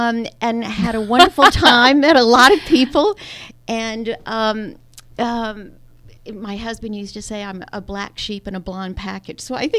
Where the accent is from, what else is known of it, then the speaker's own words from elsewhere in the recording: Greensboro, North Carolina, United States; moved away as an adult; also born or lived in New York City / Boston / Philadelphia; Well, I'm a Southerner, so I grew up in North Carolina, one of five kids in Greensboro